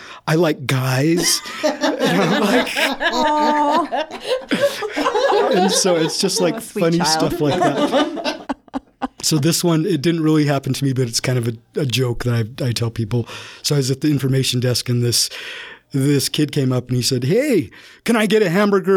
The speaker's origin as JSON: {"language": "English", "town": "Herriman", "region": "Utah", "country": "United States", "tie": "born or raised there", "said": "I grew up in Harriman and on a farm"}